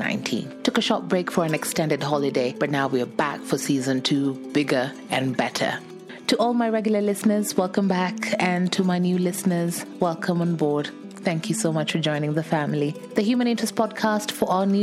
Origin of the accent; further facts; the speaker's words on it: Kenya; landing back home in Kenya